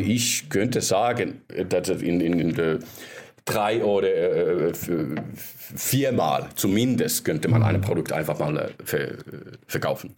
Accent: Finland; ich bin äh, aus Finnland ursprünglich

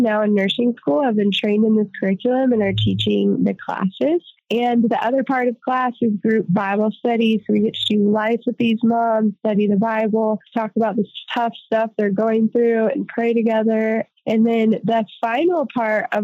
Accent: Northern Colorado, United States; moved away as an adult; now in Guatemala; We're from Northern Colorado, born and raised, and we moved to rural Guatemala

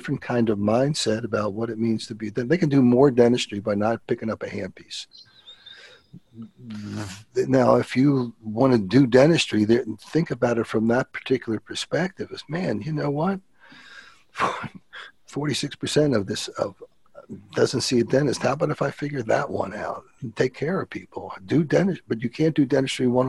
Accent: Philadelphia, Pennsylvania, United States; I'm from Philly

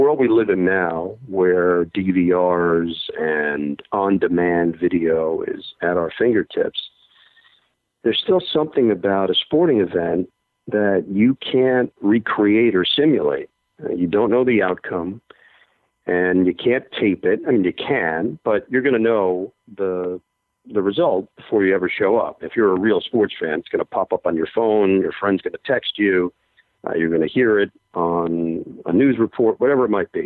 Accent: New York City, New York, United States; when I grew up in Forest Hills

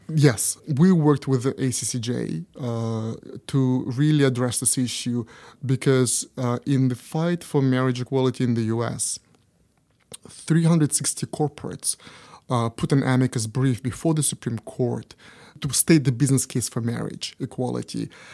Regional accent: Canada; now in Japan; in Canada, uh, which is my home country

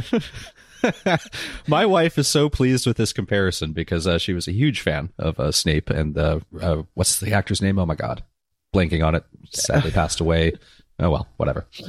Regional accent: Southern California, United States; I, I grew up here in Southern California

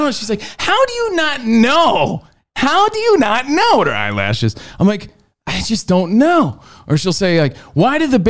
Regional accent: New Jersey, United States; My home state, New Jersey.

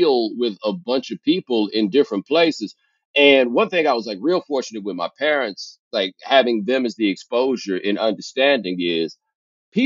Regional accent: Houston, Texas, United States; I grew up in Houston

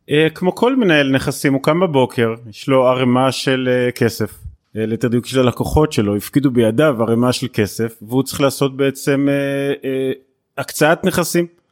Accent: Beersheba, Southern District, Israel; אני באר שבעי, אני אוהב את באר שבע

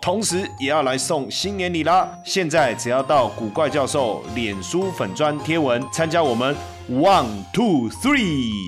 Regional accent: Taipei, Taiwan; 我是道道地地台北人，从小在台北长大出生到现在几十年了

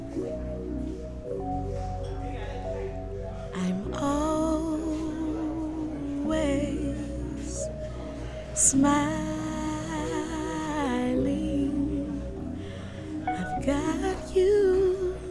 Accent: New Orleans, Louisiana, United States; growing up in the East, which was right around the corner from Jazzland

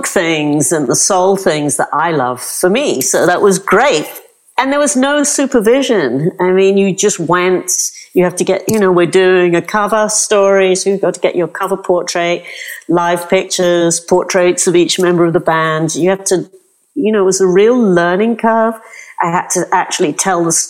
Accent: London, United Kingdom; accent: British; moved away as an adult; now in New York, United States; I grew up in North London

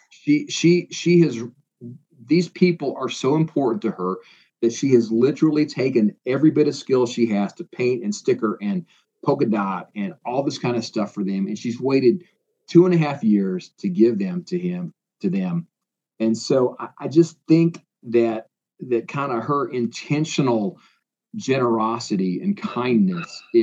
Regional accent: Iowa, United States; moved away as an adult; also born or lived in Indiana; now in Tennessee, United States; I grew up in Iowa

